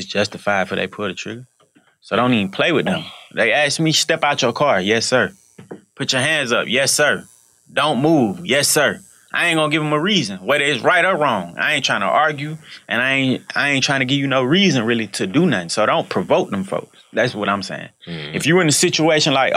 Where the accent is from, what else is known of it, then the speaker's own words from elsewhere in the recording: Atlanta, Georgia, United States; growing up in Atlanta